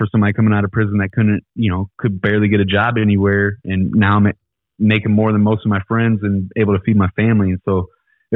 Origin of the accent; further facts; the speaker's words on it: Ferguson, Missouri, United States; I'm from Ferguson.